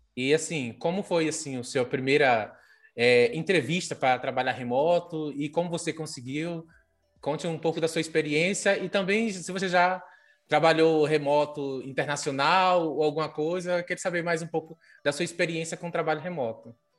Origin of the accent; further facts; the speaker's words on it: interior of Maranhão, Brazil; moved away; Eu sou do interior do Maranhão.